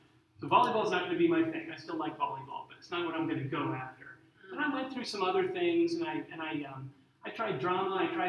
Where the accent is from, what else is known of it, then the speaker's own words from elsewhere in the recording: Arlington, United States; also born or lived in Central America / South America; I grew up in Central and South America sometimes, and sometimes up in Arlington. And so I learned to speak Spanish, and I'm sort of like, I'm American, but I also am used to living overseas